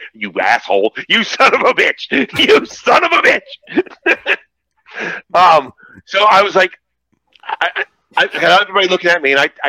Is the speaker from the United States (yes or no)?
yes; Virginia, United States; I'm from Virginia.